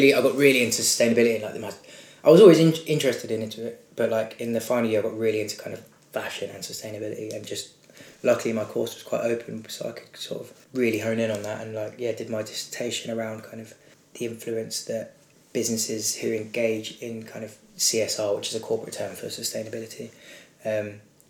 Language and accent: English; Brighton, South East England, United Kingdom; now in London, United Kingdom; I'm from Brighton originally, 25 years old now, living in London